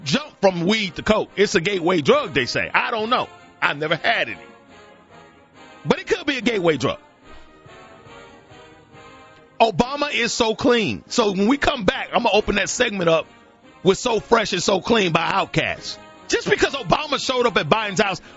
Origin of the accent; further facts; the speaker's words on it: Alabama, United States; I'm from Alabama, baby. Born and bred a Southerner